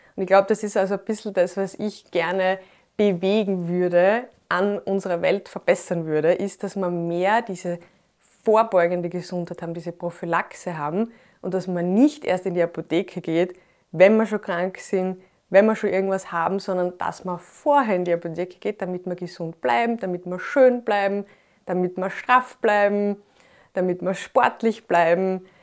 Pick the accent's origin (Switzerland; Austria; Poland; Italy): Austria; Graz, Styria; Ich bin neunzehnhundertachtundachtzig in Graz geboren